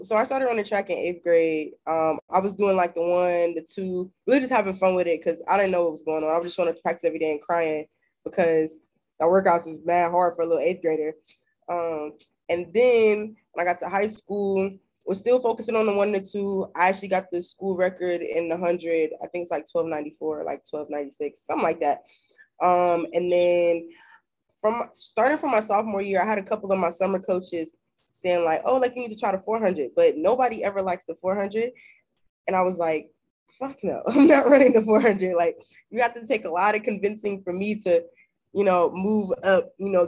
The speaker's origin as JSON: {"language": "English", "town": "Chicago", "region": "Illinois", "country": "United States", "tie": "born or raised there", "also_born_or_lived": "Fort Washington, Maryland / Ithaca, New York", "moved": "as an adult", "said": "I moved to Chicago with my dad when I was like 7, 8 years old. So I went to high school and elementary school there"}